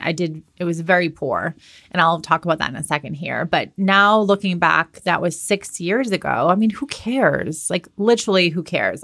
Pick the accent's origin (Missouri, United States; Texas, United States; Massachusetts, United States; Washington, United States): Massachusetts, United States; Boston; moved away as an adult; also born or lived in Southern California; I'm from Boston